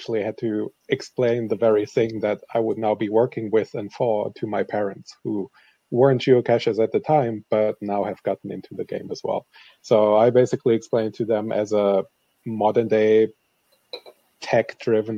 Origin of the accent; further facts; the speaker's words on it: Germany; now in Seattle, United States; I am originally from Germany and now live in Seattle, Washington.